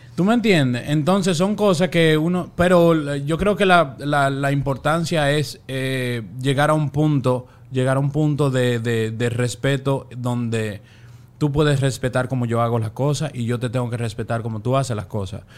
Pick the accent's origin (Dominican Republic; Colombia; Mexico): Dominican Republic; now in Miami, United States; de allá, República Dominicana